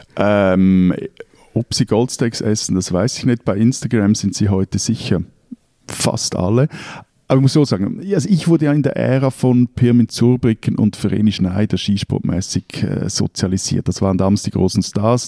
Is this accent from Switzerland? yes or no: yes; Switzerland; ich als Schweizer